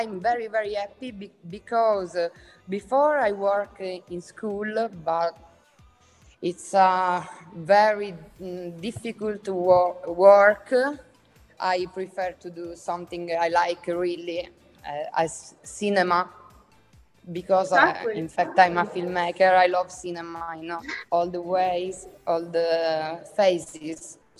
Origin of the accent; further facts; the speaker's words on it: Catania, Sicily, Italy; English is a second language; I'm a Sicilian filmmaker and visual artist. I come from Catania, where I live and work